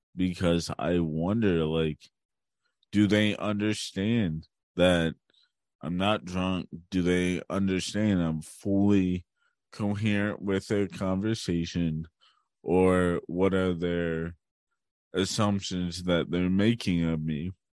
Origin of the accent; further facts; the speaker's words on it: Hagerstown, Maryland, United States; also born or lived in Baltimore, Maryland; I was born in Baltimore, Maryland, and I grew up in Hagerstown.